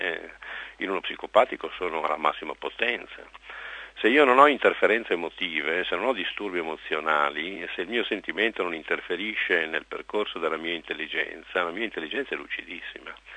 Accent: Monza, Lombardy, Italy; sono nato a Monza, capitale della Brianza, conosco benissimo questa tribù

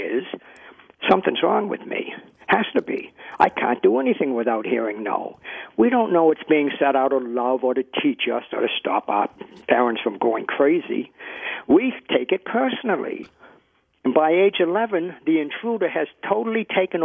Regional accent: Boston, Massachusetts, United States; Here I am from Boston, the very opposite accent

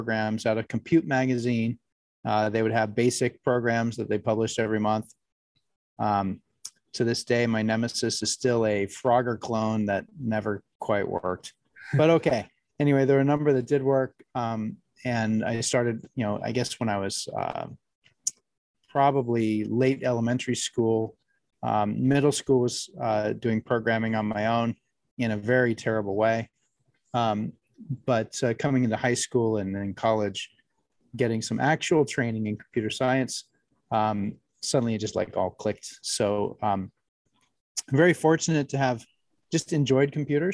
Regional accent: California, United States; I'm a California native

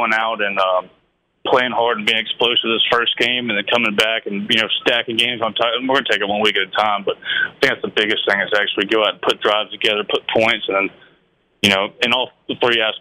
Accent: North Carolina, United States; moved away; also born or lived in Mississippi; I'm from North Carolina, but I've lived in Mississippi the past couple of years

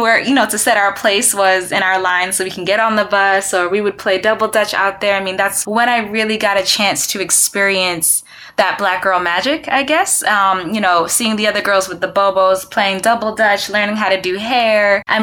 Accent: Rahway, New Jersey, United States; Growing up in New Jersey, oh my gosh. Okay, so where I live in Rahway, oh, it was such a melting pot. It was definitely a melting pot. And I used to live in these apartments called the Plazas.

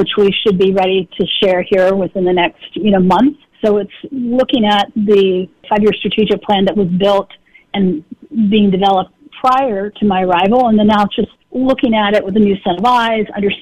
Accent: Washington, United States; moved away; in my home state

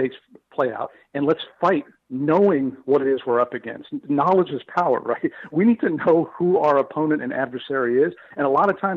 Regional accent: Lebanon; moved away; I was raised in Lebanon in a small Christian village with churches that were 700 years old

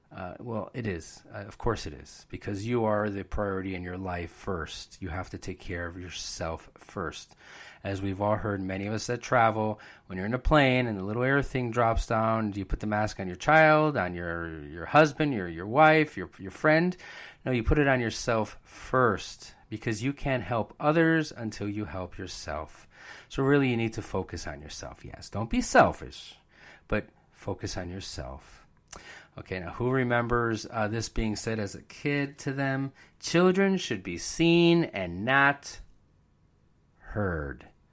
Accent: Bridgeport, Connecticut, United States; I was born and raised in Bridgeport

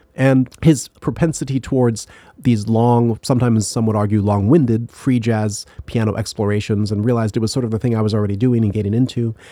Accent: Ottawa, Ontario, Canada; moved away; also born or lived in Indiana; I grew up in Canada, in, in Ottawa

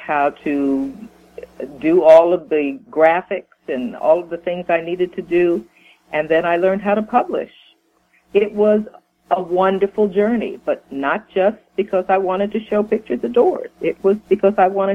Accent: New York, United States; growing up in the family environment that I grew up in New York

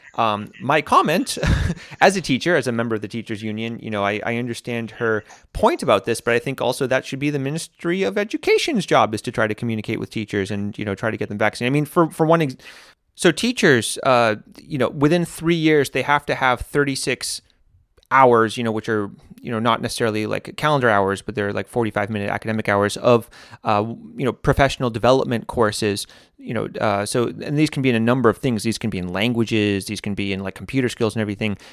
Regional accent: United States; now in Latvia; when I was growing up in America

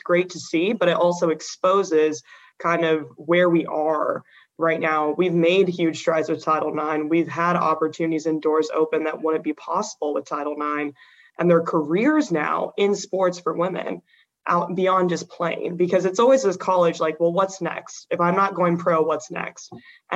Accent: Oregon, United States; moved away as an adult; growing up in Oregon, I was like, I want to leave Oregon.

